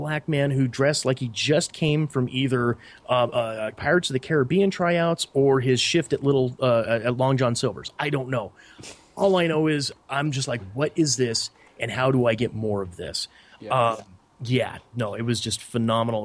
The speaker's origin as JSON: {"language": "English", "region": "Montana", "country": "United States", "tie": "born or raised there", "said": "a 6-year-old, white boy from Montana"}